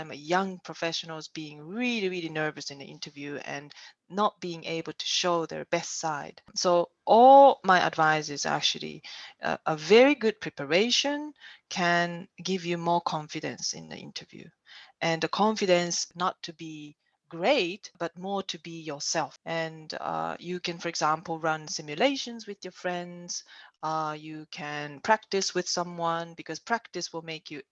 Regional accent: Japan; also born or lived in Germany; now in China; I'm Japanese

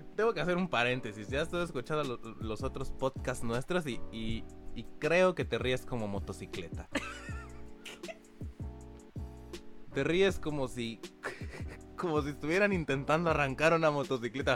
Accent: Cancún, Quintana Roo, Mexico; nosotros dos sí nacimos aquí en Cancún

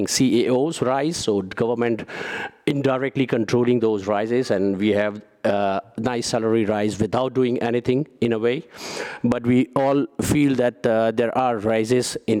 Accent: India; English is a second language; moved away as an adult; now in Netherlands; I'm from India originally, living here more than 15 years

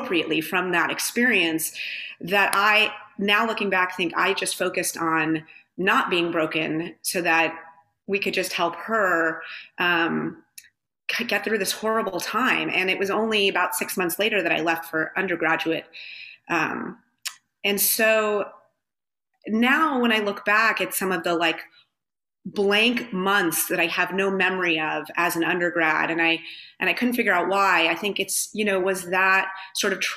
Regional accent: Southern California, United States; I grew up in Southern California.

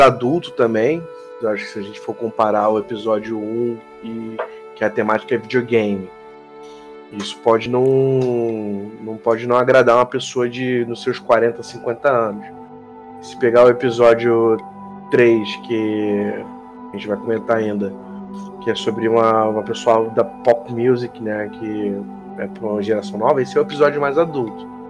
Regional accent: Rio de Janeiro, Brazil; Eu sou do Rio de Janeiro, cara. Eu sou do Carioca. Eu sou um carioca.

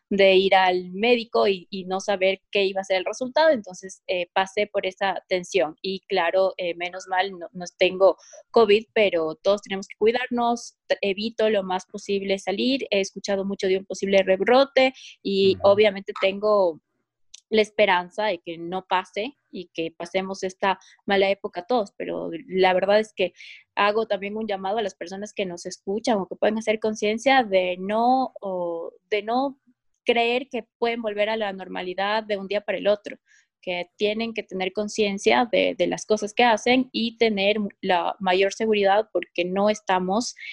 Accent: Quito, Pichincha, Ecuador; soy quiteña.

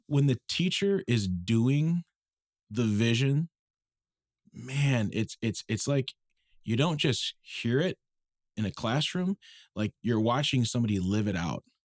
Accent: Minneapolis, Minnesota, United States; I'm from Minneapolis, okay, originally, um, and, uh, you know, went to De La Salle High School

